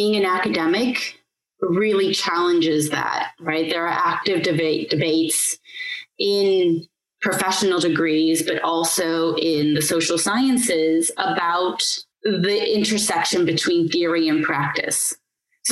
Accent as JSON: {"language": "English", "country": "United States", "moved": "yes", "said": "I hail from America and that's where I studied urban planning"}